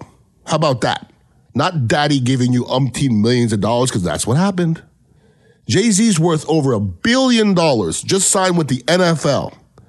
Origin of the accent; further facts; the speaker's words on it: Canada; I'm from Canada, okay?